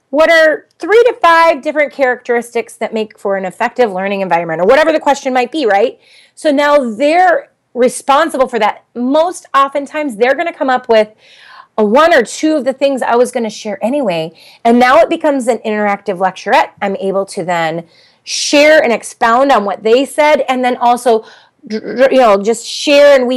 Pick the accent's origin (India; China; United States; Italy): United States; Minnesota; I'm from Minnesota